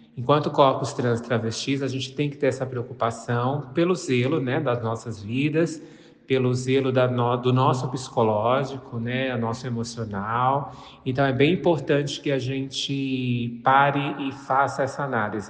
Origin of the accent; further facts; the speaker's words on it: interior of São Paulo state, Brazil; Eu sou do interior do estado de São Paulo